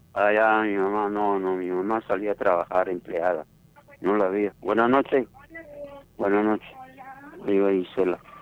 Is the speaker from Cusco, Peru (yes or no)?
no; Palpa, Ica, Peru; moved away; also born or lived in Nazca; Yo nací en Palpa, Saramarca